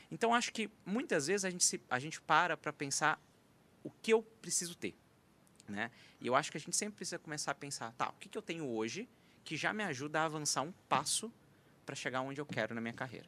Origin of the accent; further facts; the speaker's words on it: interior of Minas Gerais, Brazil; moved away; sou mineiro de origem, do interior de Minas